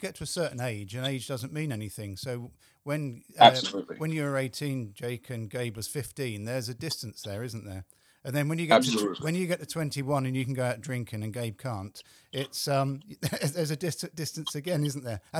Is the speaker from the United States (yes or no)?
no; England, United Kingdom; being English